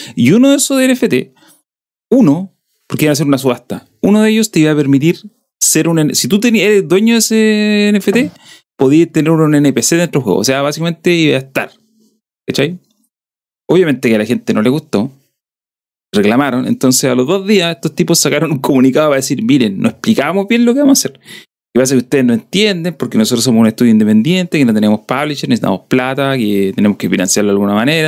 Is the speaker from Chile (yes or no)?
yes; southern Chile, Chile; accent: sureño (southern Chilean); tengo el que tengo, el que es de acá sureño de toda mi vida, que ni siquiera sé si es muy sureño